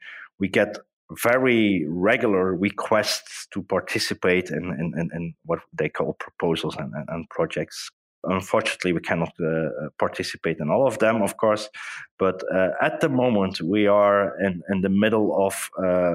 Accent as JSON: {"language": "English", "town": "Hasselt", "region": "Flanders", "country": "Belgium", "tie": "born or raised there", "said": "Hasselt, which is actually my hometown, in Belgium"}